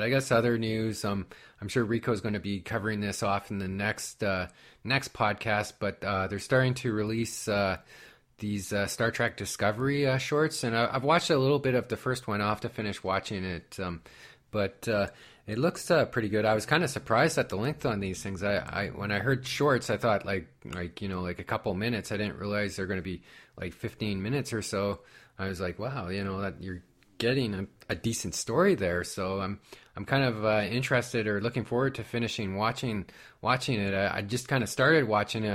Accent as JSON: {"language": "English", "country": "Canada", "said": "I'm from Canada"}